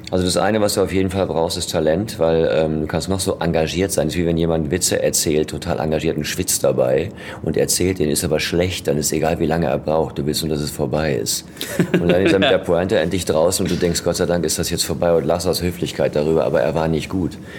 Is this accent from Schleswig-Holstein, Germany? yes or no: no; Ruhr area, North Rhine-Westphalia, Germany; bei uns im Ruhrgebiet